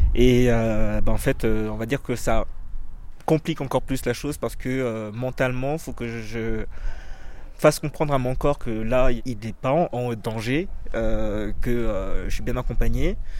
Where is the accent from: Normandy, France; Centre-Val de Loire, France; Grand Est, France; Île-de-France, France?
Grand Est, France; Troyes; also born or lived in Le Havre; j'ai grandi euh, à Troyes, mais en fait, moi, je suis né au Havre. Et mes parents sont sénégalais et congolais.